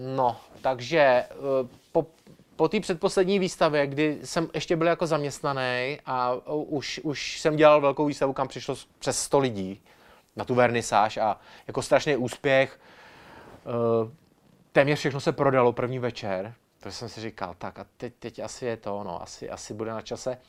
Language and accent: Czech; Ostrava, Moravian-Silesian Region, Czechia; jako Ostravák